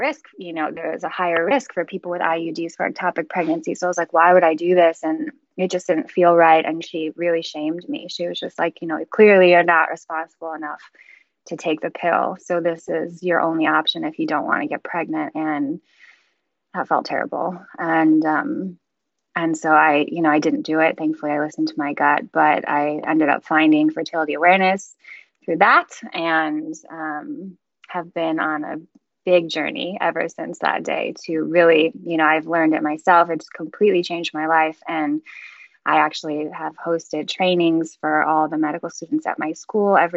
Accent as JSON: {"language": "English", "town": "Chicago", "region": "Illinois", "country": "United States", "said": "I'm from Chicago"}